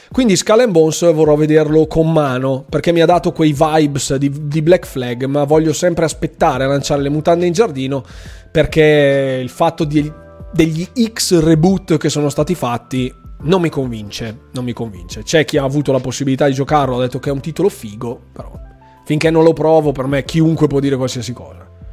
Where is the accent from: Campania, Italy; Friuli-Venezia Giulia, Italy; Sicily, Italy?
Friuli-Venezia Giulia, Italy; io che sono friulano